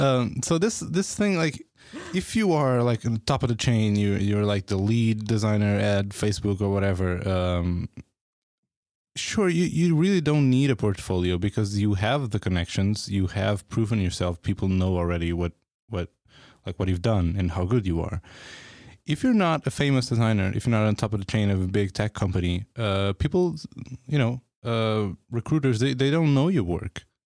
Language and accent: English; Portugal; now in San Francisco, United States; People like me from coming from Portugal, like even if I lived here, even if I'm like from San Francisco